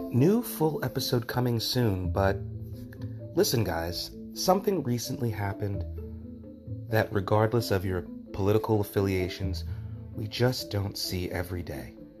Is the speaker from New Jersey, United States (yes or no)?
yes; New Jersey, United States; It's my home state